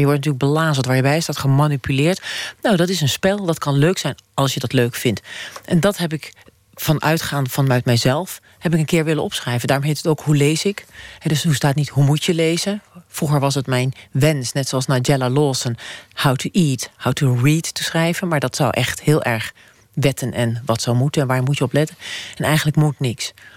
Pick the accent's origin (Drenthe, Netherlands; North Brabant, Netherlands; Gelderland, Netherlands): Drenthe, Netherlands; Emmen; moved away; ik was 18, ik kwam uit Emmen, dat is bij de Duitse grens